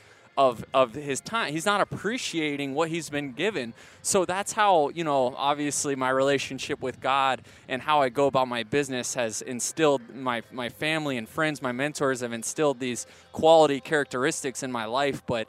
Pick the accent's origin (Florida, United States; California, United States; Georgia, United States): Florida, United States; St. Petersburg; moved away as an adult; now in Orange County, United States; being born and raised there in St. Petersburg. Grew up 20 minutes from the Trop.